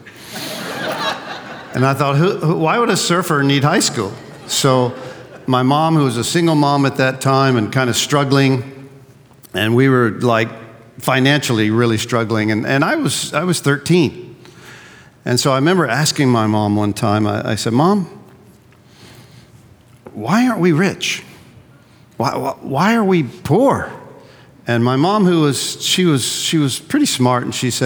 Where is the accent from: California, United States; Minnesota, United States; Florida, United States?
Florida, United States; Gulf Coast; I did grow up in Florida on the Gulf Coast